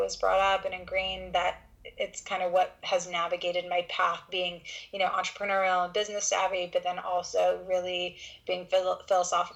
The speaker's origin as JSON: {"language": "English", "country": "Canada", "said": "all the visa stuff being Canadian"}